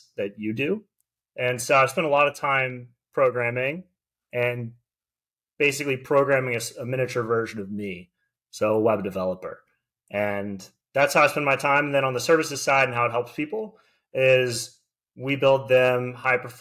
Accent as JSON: {"language": "English", "town": "Delray Beach", "region": "Florida", "country": "United States", "tie": "born or raised there", "also_born_or_lived": "Boca Raton, Florida / Tallahassee, Florida", "said": "I grew up in basically Delray Beach, Florida"}